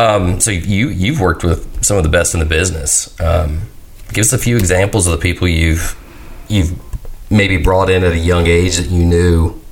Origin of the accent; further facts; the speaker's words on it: Nashville, Tennessee, United States; I grew up here in Nashville